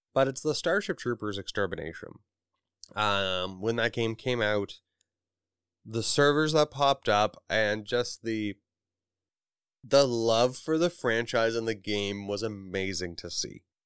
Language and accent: English; Canada; I am from Canada.